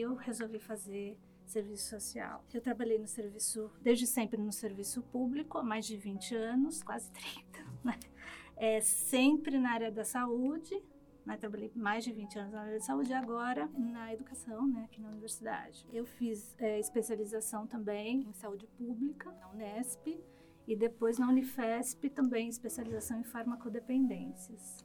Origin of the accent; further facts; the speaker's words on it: São Bernardo do Campo, São Paulo, Brazil; eu sou de São Bernardo, cursei escola pública até o ensino médio